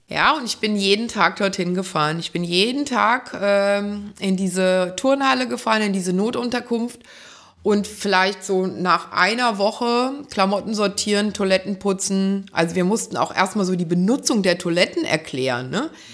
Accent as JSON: {"language": "German", "town": "Wiesbaden", "region": "Hesse", "country": "Germany", "said": "ich habe in Wiesbaden, da komme ich her, einen Blumenladen gehabt"}